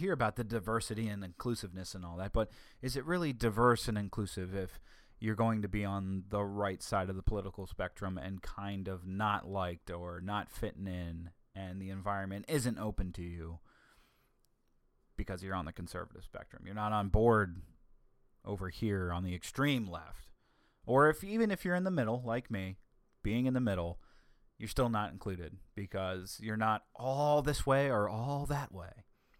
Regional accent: the South, United States; accent: Southern; See, that brings out my southern accent that's buried deep within myself, and I don't like bringing it out that often.

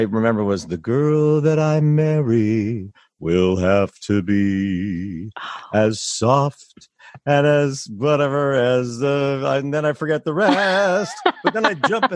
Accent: Lafayette, California, United States; I grew up in Lafayette

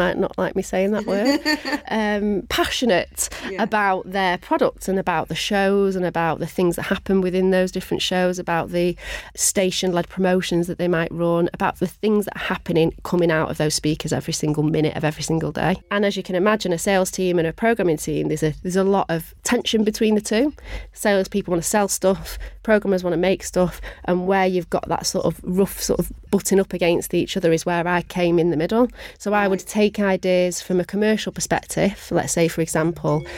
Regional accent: Manchester, North West England, United Kingdom; I am born and bred Mancunian

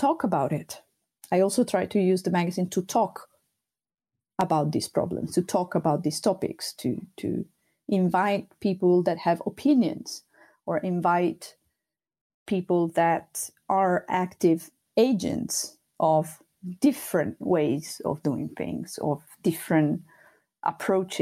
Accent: Sardinia, Italy; first language Sardinian; English is a second language; now in Amsterdam, Netherlands; in Sardinian, that's my native language

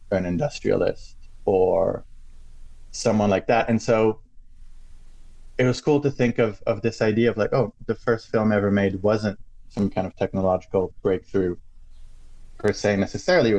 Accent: France; moved away as an adult; also born or lived in United States / England; I grew up in France

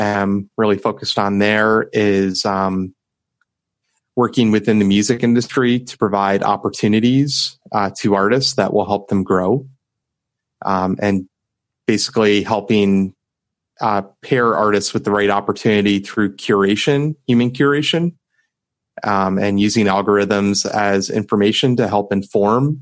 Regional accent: WOXY, Ohio, United States; my hometown station, WOXY.

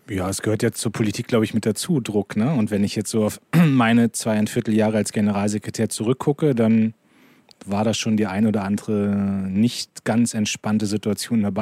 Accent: Lower Saxony, Germany; ich komme aus Niedersachsen, da ist noch alles in Ordnung, in meinem Wahlkreis ist alles in Ordnung.

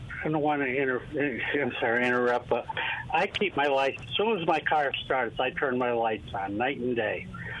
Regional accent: New York, United States; now in Mississippi, United States; I'm a expatriate from New York, and what drives me crazy is people down here on the coast don't drive with their headlights on.

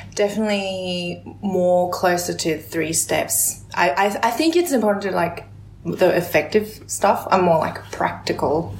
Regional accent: Australia; also born or lived in South Korea; growing up in Australia, um, you know, I'm an immigrant from Korea

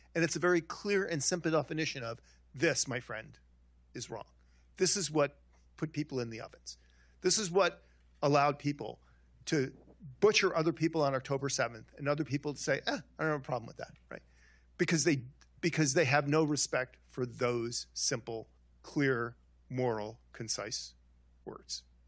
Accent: Long Island, New York, United States; I'm a Italian kid. I grew up in Long Island

